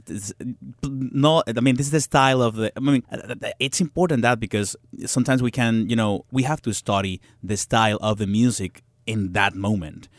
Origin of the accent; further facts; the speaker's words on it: Venezuela; English is a second language; moved away as an adult; now in New York, United States; I'm coming from Venezuela, from to United States, learning English because that was the reason that I moved to New York to New York to study English